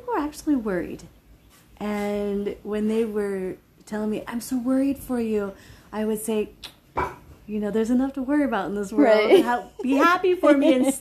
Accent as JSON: {"language": "English", "country": "United States", "tie": "born or raised there", "said": "I was born and raised in America"}